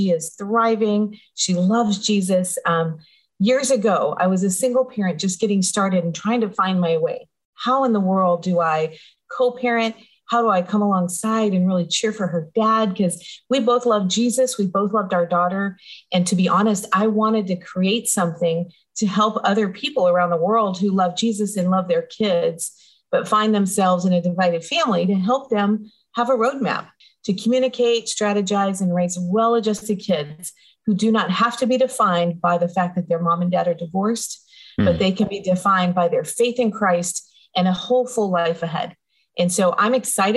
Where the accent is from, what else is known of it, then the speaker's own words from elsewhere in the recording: Denver, Colorado, United States; I grew up in Denver, Colorado